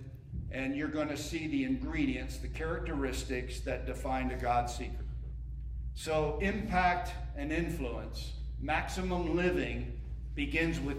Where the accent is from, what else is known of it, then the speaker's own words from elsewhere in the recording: Northeast, United States; moved away as an adult; also born or lived in Birmingham, Alabama; I grew up in the Northeast